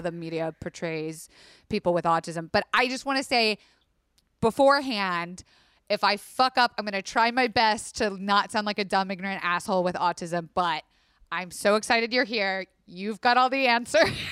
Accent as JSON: {"language": "English", "region": "Florida", "country": "United States", "said": "I am from Florida"}